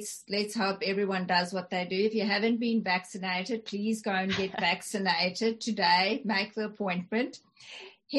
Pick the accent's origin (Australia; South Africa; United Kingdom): South Africa; first language English and Afrikaans; I speak two languages fluent, that are, you know, English and Afrikaans, because I'm South African